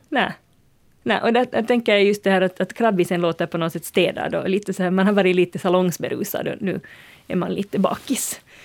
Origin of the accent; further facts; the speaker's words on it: Uusimaa, Finland; för mig som är nylänning